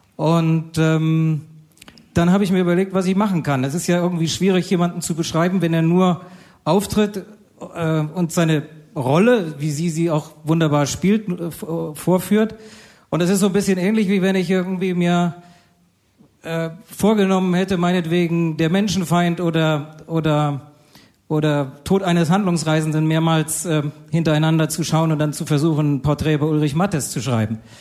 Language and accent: German; Bad Kreuznach, Rhineland-Palatinate, Germany; in meinem Heimatort Bad Kreuznach